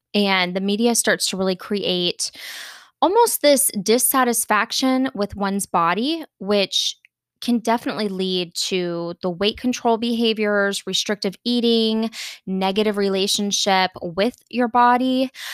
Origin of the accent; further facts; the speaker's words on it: Florida, United States; I grew up in Florida